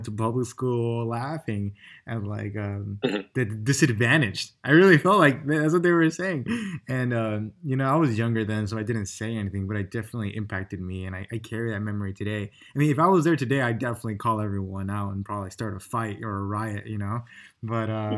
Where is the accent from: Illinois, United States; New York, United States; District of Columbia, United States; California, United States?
Illinois, United States; Chicago; I'm from the West Side as well. And, you know, being born and raised there